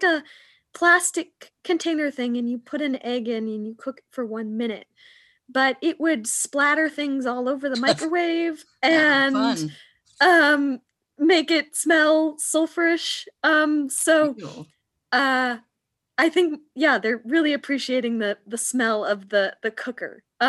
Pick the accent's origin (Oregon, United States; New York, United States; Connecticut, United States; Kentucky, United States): Oregon, United States; Portland; I am from Portland, Oregon.